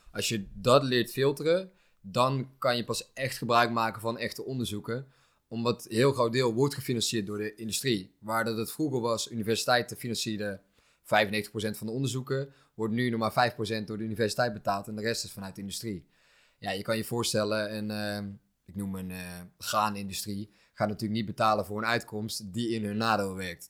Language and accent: Dutch; Netherlands; wij zijn natuurlijk opgegroeid in Nederland